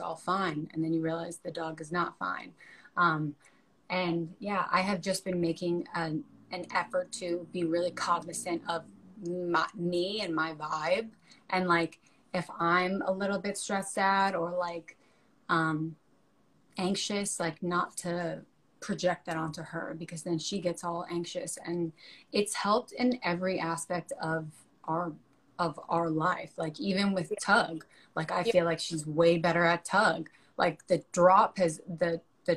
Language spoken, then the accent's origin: English; New York, United States; moved away; I'm from New York